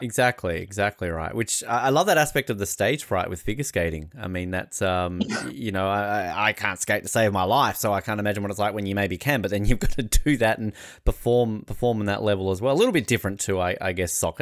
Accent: Australia; I'm Australian

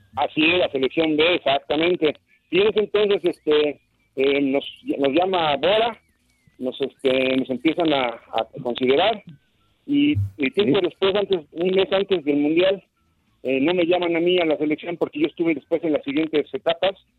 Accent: Mexico; como mexicanos que somos

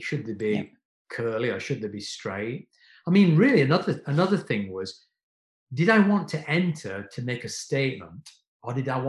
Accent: South Africa; And I'm really embarrassed to tell you, I'm South African, but I've never cut ethnic hair.

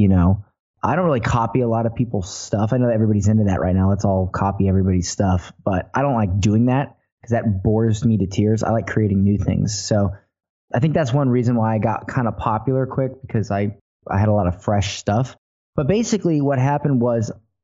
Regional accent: Florida, United States; I was born in Florida

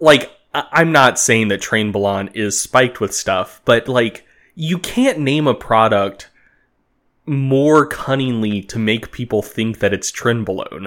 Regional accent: United States; as an American making this podcast

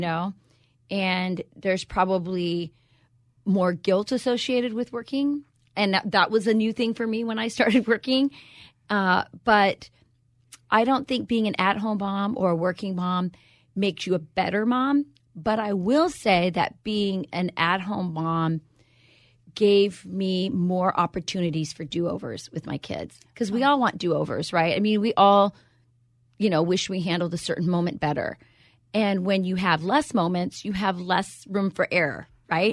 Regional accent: Arizona, United States; moved away; also born or lived in Wisconsin; I'm from Wisconsin. No one understands me, but I'm originally from Arizona

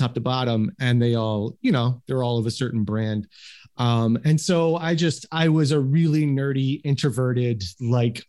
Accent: Metairie, Louisiana, United States; moved away; I grew up in Metairie

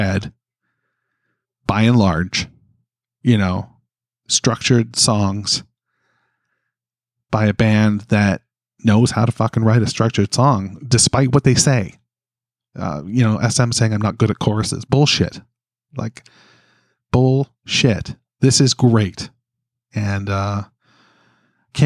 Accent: Canada; as a Canadian

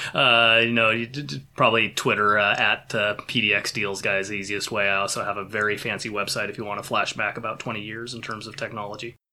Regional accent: Pacific Northwest, United States; born or raised there

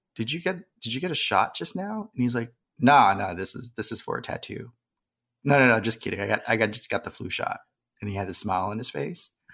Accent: San Jose, California, United States; growing up in San Jose

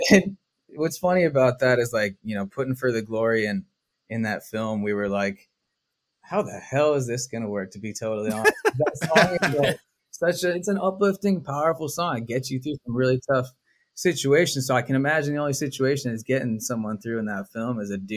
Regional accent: Montana, United States; Uh, you know, I grew up when I was a, I grew up in Montana, so I never had a, a team.

